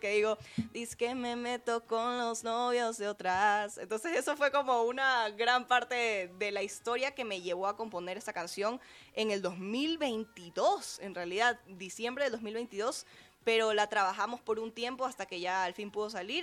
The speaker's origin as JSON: {"language": "Spanish", "country": "Ecuador", "said": "soy una cantautora ecuatoriana"}